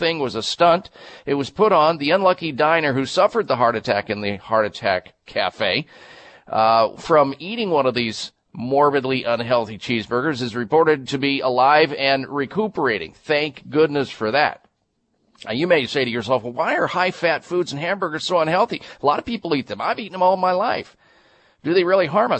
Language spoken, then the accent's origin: English; Midwest, United States; growing up in the Midwest